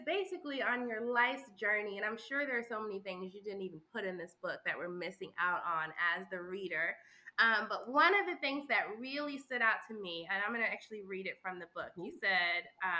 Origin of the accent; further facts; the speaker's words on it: New York City, New York, United States; I'm from Harlem, thick in the hood of Harlem, but I didn't have a hood experience growing up